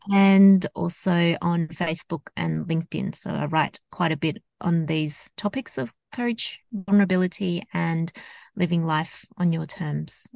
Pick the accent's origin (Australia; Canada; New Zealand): Australia; I grew up in Australia, so my background is Hong Kong Chinese, and I've grown up in predominantly a uh, Caucasian um, society in Australia.